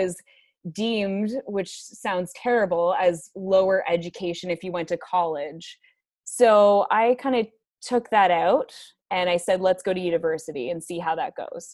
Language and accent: English; Toronto, Ontario, Canada; moved away as an adult; now in Bracebridge, Canada; I am from Toronto. I moved to Bracebridge about 5 years ago